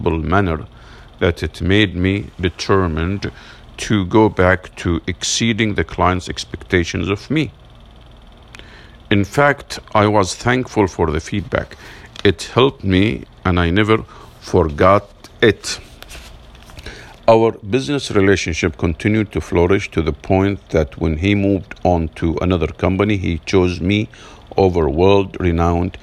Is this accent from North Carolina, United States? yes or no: no; Massachusetts, United States; my home state of Massachusetts